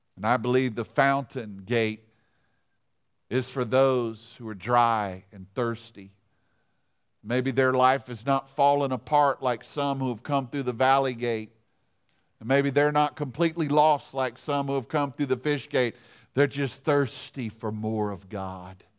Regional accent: Louisiana, United States; I'm from Louisiana

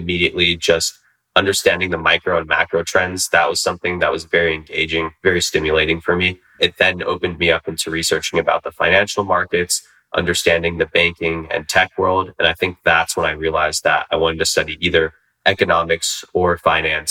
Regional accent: Union City, California, United States; also born or lived in Sacramento, California; growing up in the San Francisco Bay Area

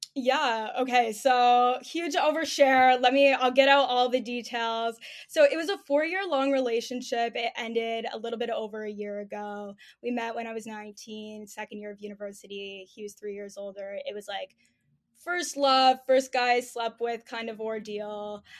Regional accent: Toronto, Ontario, Canada; I'm twenty-four, I'm from Toronto

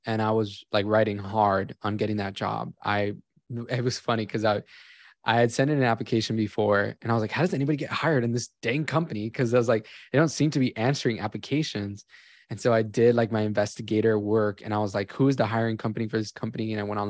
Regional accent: Miami, Florida, United States; And I grew up in Miami. My family was always doing cruise ships all the time.

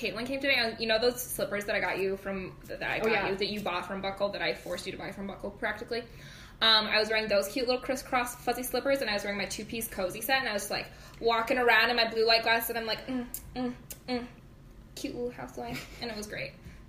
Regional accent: Gettysburg, Pennsylvania, United States; Well, here's the thing about small town USA, right? Where we grew up in Gettysburg.

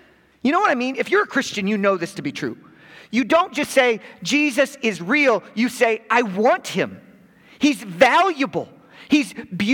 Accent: Chicago, Illinois, United States; being a born and bred in Chicago

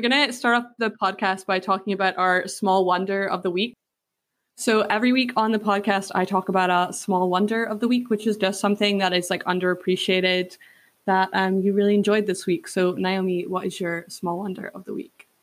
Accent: Scotland, United Kingdom; I grew up in a really small village in like countryside Scotland

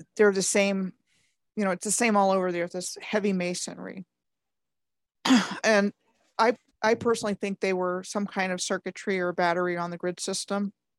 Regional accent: Maryland, United States; I grew up in Maryland

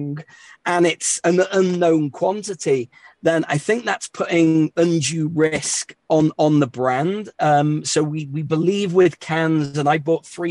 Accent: England, United Kingdom; accent: English; also born or lived in New York City, United States; now in Denver, United States; I class myself as an American these days with an English accent.

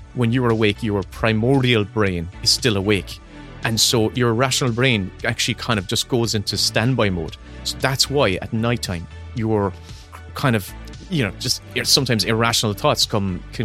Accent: Ireland; accent: Irish; it's an Irish voice. It's my voice.

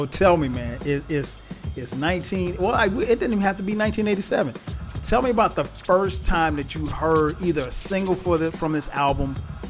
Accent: South Carolina, United States; I kind of gravitated towards on a day-to-day basis, even growing up in South Carolina.

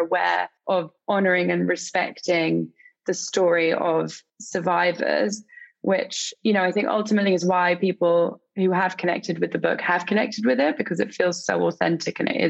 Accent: England, United Kingdom; I'm obviously English

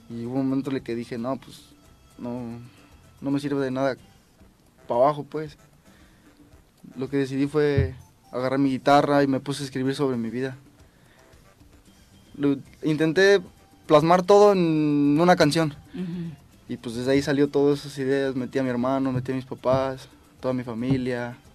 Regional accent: Mexico City, Mexico; Yo soy de La Lagunilla.

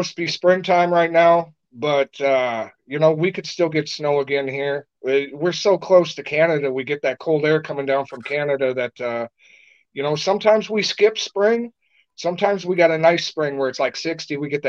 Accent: Minnesota, United States; In the wintertime, dude, we get down to like 30 below sometimes. I mean, when I was a kid, we didn't close b

